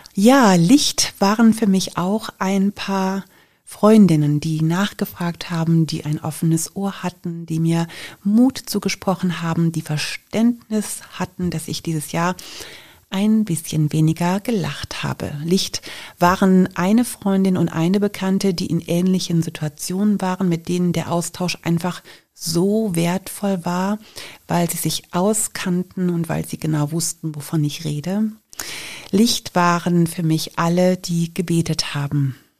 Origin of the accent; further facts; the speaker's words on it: Germany; bei uns in Deutschland